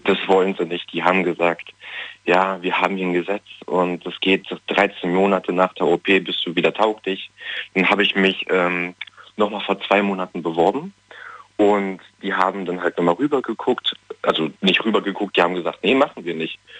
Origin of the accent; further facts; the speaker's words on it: Germany; ich komme aus Berlin, also Nähe Berlin